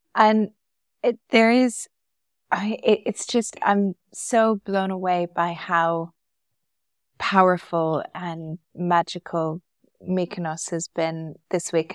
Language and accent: English; Calgary, Alberta, Canada; moved away as an adult; now in Dubai, United Arab Emirates; We grew up together in Calgary